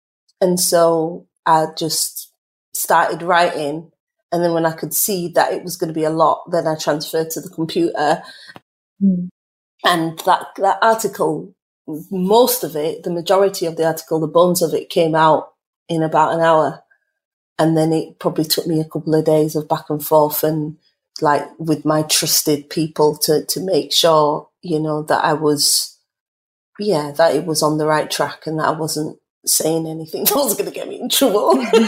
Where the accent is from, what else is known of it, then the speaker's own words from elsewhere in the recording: Leeds, Yorkshire and the Humber, United Kingdom; For me, culture, I'm Caribbean. My parents are from St. Kitts and Nevis. I grew up in Chapeltown in Leeds.